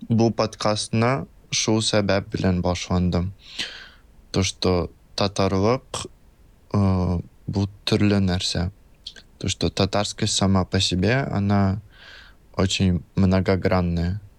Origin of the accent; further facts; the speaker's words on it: Russia; если говорить о моем самом большом чувстве, почему я татарин